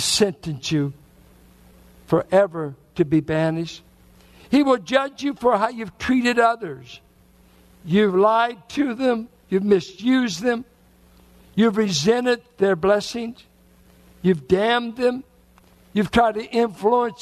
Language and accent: English; Richmond, Virginia, United States; as a boy growing up in Richmond, I grew up mainly with whites and blacks in Richmond in the 40s and 50s